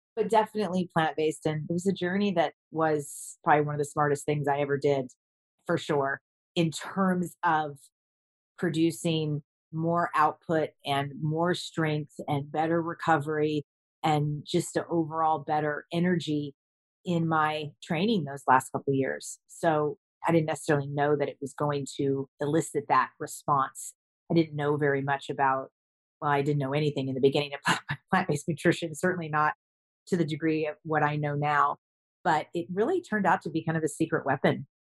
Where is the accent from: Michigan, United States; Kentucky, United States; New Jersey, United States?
Kentucky, United States; I grew up in Kentucky